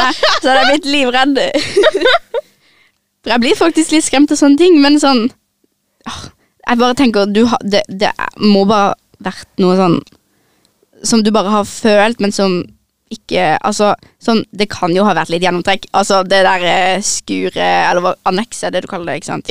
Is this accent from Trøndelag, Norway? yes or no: no; Søgne, Agder, Norway; jeg kommer fra Søgne. Ligger i slash rett utenfor Kristiansand